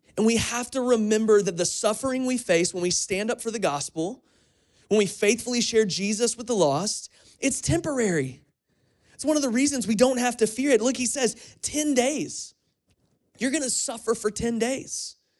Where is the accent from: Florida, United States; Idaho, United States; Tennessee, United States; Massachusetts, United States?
Florida, United States; Crestview; now in Kentucky, United States; my hometown of Florida, in Crestview